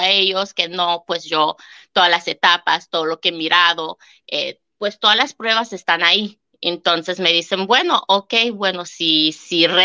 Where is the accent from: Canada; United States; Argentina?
Canada; la verdad que no sabía que siendo canadiense podía tener una hipoteca allá